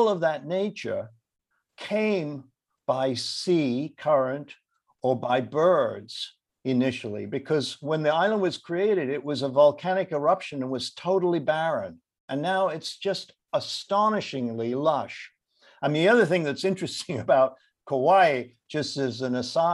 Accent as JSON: {"language": "English", "region": "London", "country": "United Kingdom", "tie": "born or raised there", "moved": "yes", "said": "I grew up in London, and I used to go to the Lake District in the 1950s to spend my summers there"}